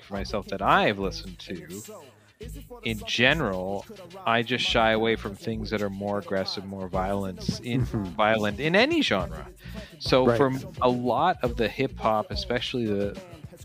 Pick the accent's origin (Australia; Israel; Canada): Canada; I'm white and I grew up in Canada.